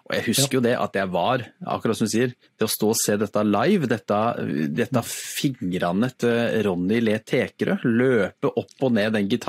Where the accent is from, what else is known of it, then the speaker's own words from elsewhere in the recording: Innlandet, Norway; Jeg kommer fra Toten, og jeg kan spille gitar.